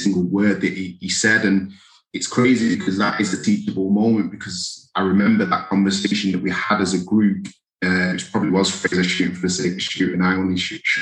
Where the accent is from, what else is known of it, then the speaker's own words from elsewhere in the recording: England, United Kingdom; I'm English